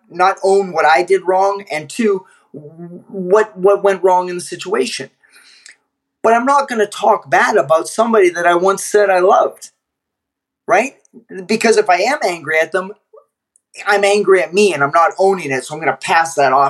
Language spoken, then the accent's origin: English; Canada; I'm Canadian